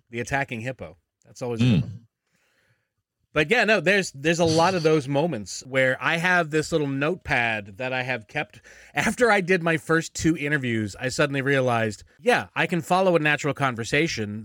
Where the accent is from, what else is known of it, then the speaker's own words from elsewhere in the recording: Philadelphia, Pennsylvania, United States; moved away; I'm originally from Philly